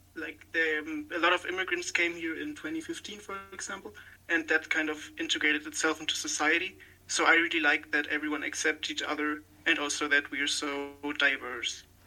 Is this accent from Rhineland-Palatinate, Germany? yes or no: yes; Rhineland-Palatinate, Germany; I'm from the Rhineland-Palatinate state in Germany